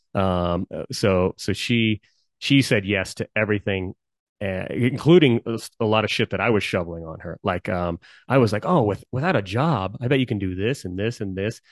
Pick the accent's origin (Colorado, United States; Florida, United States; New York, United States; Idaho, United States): Colorado, United States; I've always been a, a Coloradan. I love Colorado.